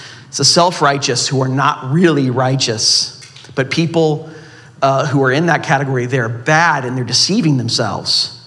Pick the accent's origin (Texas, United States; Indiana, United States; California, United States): California, United States; Southern; I'm from Southern California.